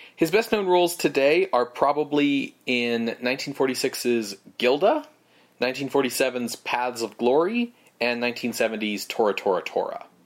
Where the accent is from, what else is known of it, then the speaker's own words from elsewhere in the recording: Canada; because I'm Canadian